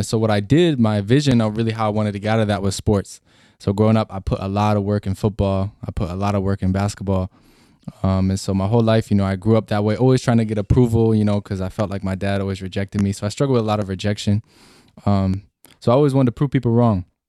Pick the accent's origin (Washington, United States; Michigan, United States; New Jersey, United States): Washington, United States; I grew up in Washington State